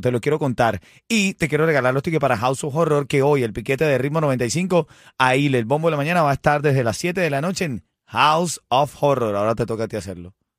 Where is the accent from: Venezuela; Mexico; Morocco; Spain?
Venezuela; soy venezolano